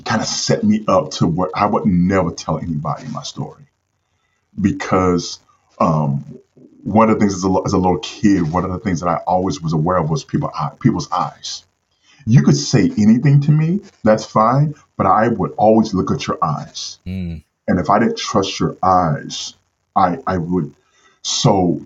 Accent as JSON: {"language": "English", "town": "St. Louis", "region": "Missouri", "country": "United States", "tie": "born or raised there", "said": "I grew up in St. Louis, Missouri. That's where I'm from."}